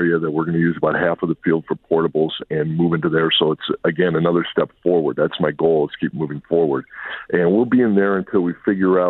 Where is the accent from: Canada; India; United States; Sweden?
United States; Midwest; moved away as an adult; also born or lived in Milwaukee, Wisconsin; now in Dallas, United States; I'm from the Midwest. I was in the Milwaukee area for 26 years before coming down here to take this this call.